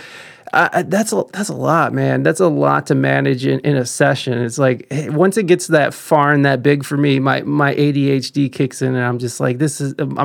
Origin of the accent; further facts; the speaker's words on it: Ohio, United States; moved away as an adult; also born or lived in San Diego; I'm from Ohio, and I'm back in Ohio